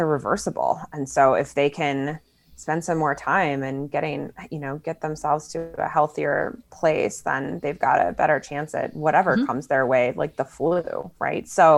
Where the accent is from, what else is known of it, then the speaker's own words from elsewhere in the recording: Chicago, Illinois, United States; I'm from Chicago too. I've lived there most of my life